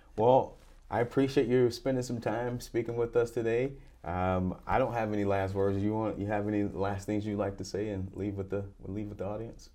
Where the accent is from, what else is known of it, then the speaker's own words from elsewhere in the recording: United States; I grew up in America